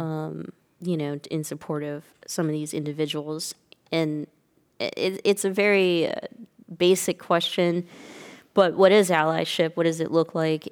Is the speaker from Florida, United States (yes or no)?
no; Stockton, California, United States; moved away; growing up in Stockton